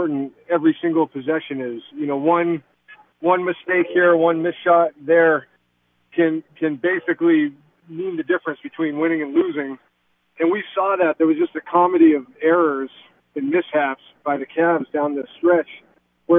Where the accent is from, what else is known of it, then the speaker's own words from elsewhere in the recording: Concord, New Hampshire, United States; I'm from Concord, New Hampshire